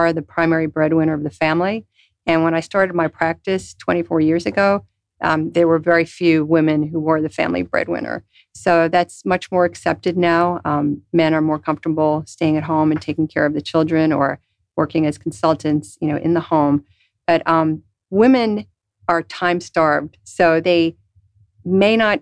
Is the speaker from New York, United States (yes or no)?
yes; New York, United States; moved away; growing up in New York